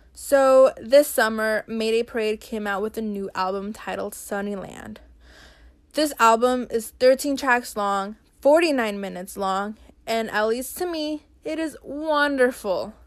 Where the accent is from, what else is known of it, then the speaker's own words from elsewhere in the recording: Brazil; now in United States; I was born in Brazil, and now I live in the U S.